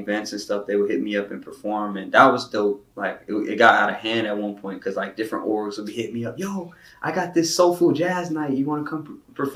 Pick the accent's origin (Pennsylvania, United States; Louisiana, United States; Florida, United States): Florida, United States; Miramar; I'm from Miramar, Florida. You feel me? Broward County, 954.